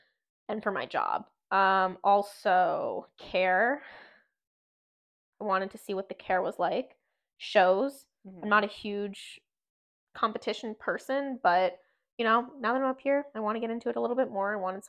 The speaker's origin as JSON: {"language": "English", "region": "Florida", "country": "United States", "lives_now": "Pennsylvania, United States", "said": "Because it's very cold in Pennsylvania, and I am from Florida, and I..."}